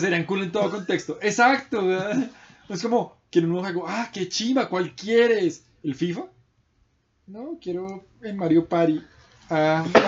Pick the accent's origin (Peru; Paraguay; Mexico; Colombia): Colombia